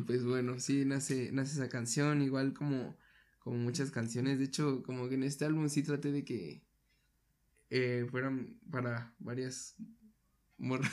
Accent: Mexico; nosotros como mexicanos

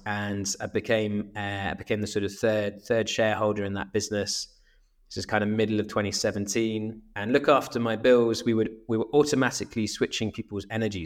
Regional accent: Swansea, Wales, United Kingdom; moved away as an adult; also born or lived in Exeter; I grew up in Swansea in South Wales

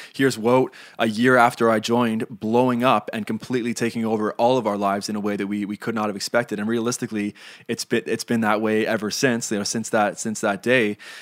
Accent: Canada

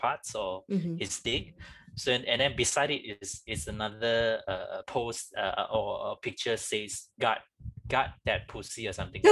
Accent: Malaysia; we are very much growing up in Malaysia

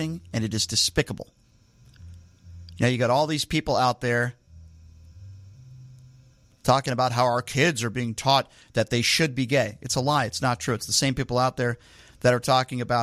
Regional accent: United States; as an American

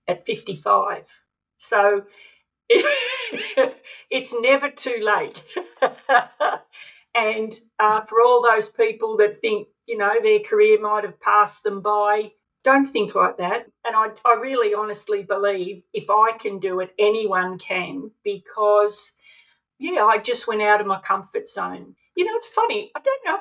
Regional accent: Melbourne, Victoria, Australia; we grew up in Vermont in Melbourne

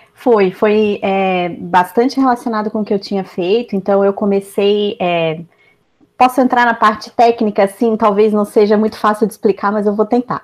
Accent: Brazil; moved away as an adult; also born or lived in Belgium; eu era brasileira

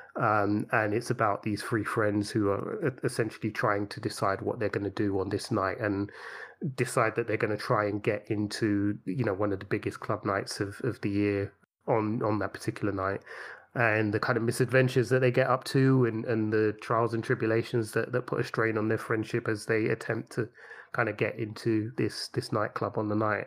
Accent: London, United Kingdom; growing up in London

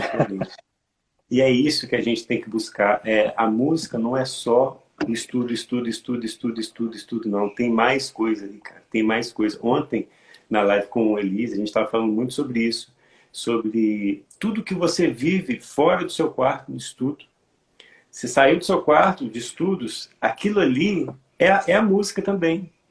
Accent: Santos Dumont, Minas Gerais, Brazil; eu sou de Santos Dumont, Minas Gerais

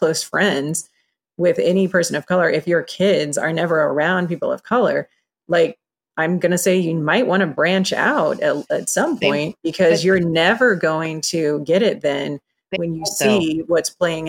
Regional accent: Iowa, United States; I mean, I grew up in Iowa and everybody's white and that's where I live.

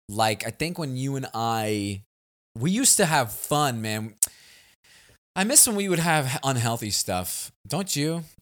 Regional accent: New York City, New York, United States; also born or lived in Los Angeles, United States; now in Texas, United States; We're both from Staten Island

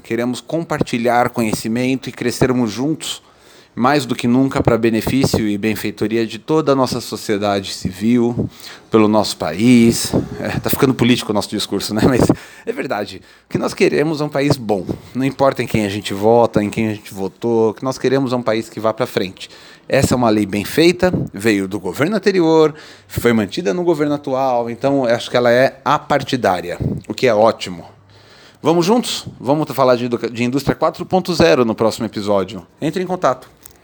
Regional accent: Brazil; nós somos brasileiros

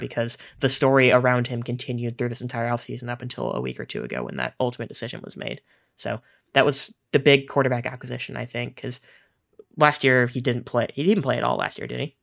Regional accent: Kansas, United States; I grew up in Kansas, and I still live in Kansas

